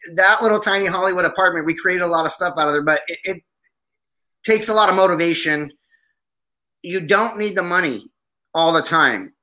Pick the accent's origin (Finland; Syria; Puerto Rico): Syria; Aleppo, Aleppo Governorate; now in United States; My family's Armenian, and I was born in Aleppo, Syria. So a guy coming from Syria who joined the army